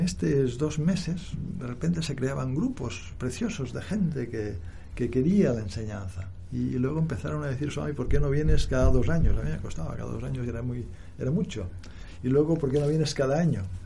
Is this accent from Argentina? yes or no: no; Barcelona, Catalonia, Spain; moved away as an adult; also born or lived in India; Yo nací en Barcelona